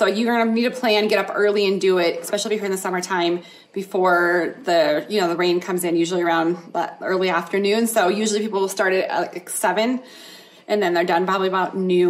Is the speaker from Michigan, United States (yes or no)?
no; Minnesota, United States; now in Colorado Springs, United States; I'm from Minnesota